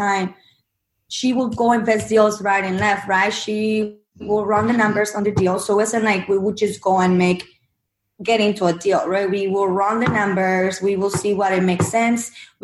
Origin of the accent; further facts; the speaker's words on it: Mexico; English is a second language; moved away as an adult; now in United States; my background, I'm from Mexico. I came from Mexico to the U.S. when I was 21